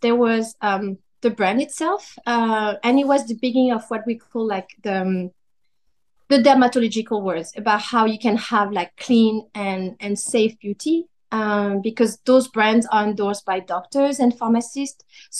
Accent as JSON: {"language": "English", "country": "France", "tie": "born or raised there", "also_born_or_lived": "Vietnam", "second_language": "English", "moved": "as an adult", "said": "I was born and raised in France my whole life. I didn't speak Vietnamese. I speak Cambodian at home, but my parents would speak Vietnamese between them."}